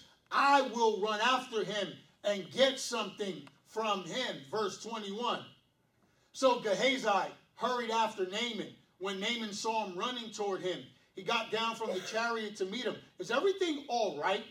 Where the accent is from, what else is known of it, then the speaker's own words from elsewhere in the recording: New York City, New York, United States; I was born and raised in Brooklyn. Do or die, Bed-Stuy